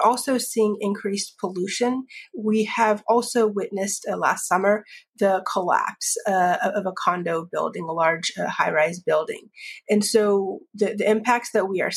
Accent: Florida, United States; I grew up in Florida, surrounded essentially by the ocean as well as swamplands and wetlands.

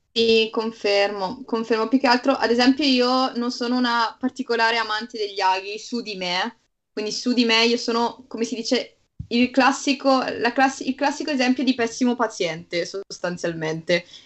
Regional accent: Bergamo, Lombardy, Italy; io vengo da Bergamo

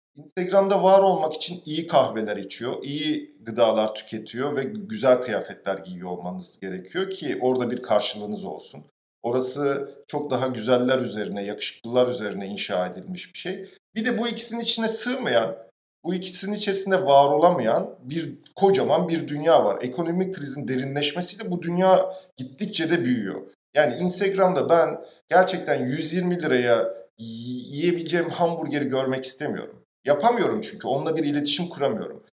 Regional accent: Istanbul, Turkey; Ben mesela tarla başında büyüdüm.

